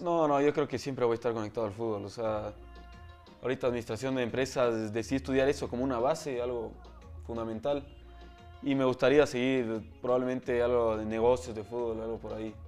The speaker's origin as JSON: {"language": "Spanish", "country": "Ecuador", "tie": "born or raised there", "also_born_or_lived": "Texas, United States", "said": "vine a vivir acá cuando tenía dos meses. Entonces me considero más ecuatoriano"}